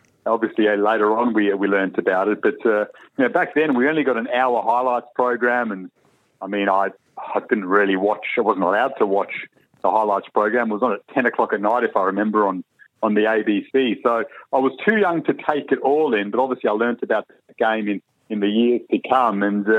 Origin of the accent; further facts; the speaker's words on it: Perth, Western Australia, Australia; moved away as an adult; also born or lived in South Africa / Melbourne / London; now in Sydney, Australia; I still South Africa is close to my heart in a way. Still got lots of family there, but yeah, moved to Perth when I was very young and grew up in Perth. So I'll always be a West Australian at heart. Spent 20 years there, and then it was Melbourne.